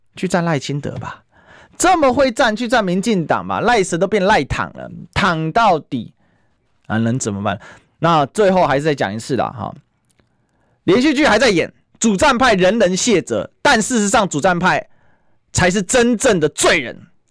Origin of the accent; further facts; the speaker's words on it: Taiwan; 我们台湾人